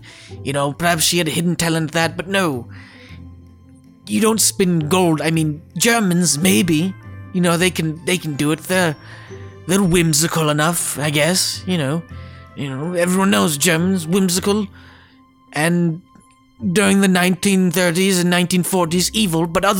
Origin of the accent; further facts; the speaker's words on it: United Kingdom; Hello. I'm a British person, and I'll be reading to you the classic that is Rumpelstiltskin.